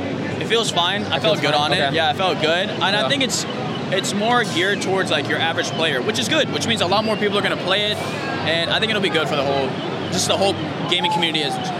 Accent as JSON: {"language": "English", "town": "Waco", "region": "Texas", "country": "United States", "tie": "born or raised there", "said": "I grew up in Waco, right?"}